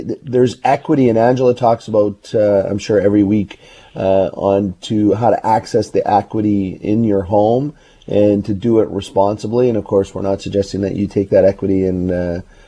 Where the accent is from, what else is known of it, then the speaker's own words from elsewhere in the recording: Burnaby, British Columbia, Canada; I grew up in Burnaby, and I know these areas well